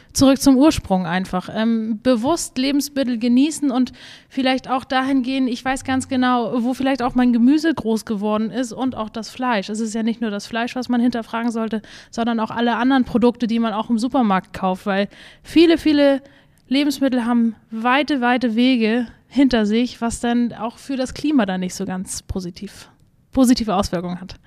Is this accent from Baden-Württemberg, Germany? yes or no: no; Dagebüll, Schleswig-Holstein, Germany; moved away; groß geworden bin ich auf einem landwirtschaftlichen Betrieb mit Kühen und Schafen